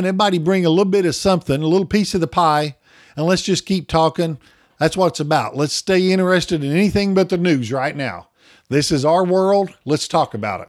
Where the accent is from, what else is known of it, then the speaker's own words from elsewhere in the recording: Oklahoma, United States; I'm from Oklahoma